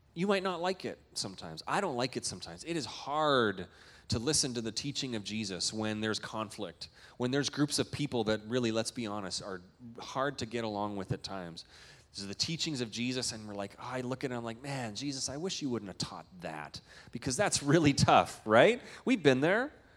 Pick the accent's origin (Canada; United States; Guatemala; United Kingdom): Canada; moved away; I'm a Canadian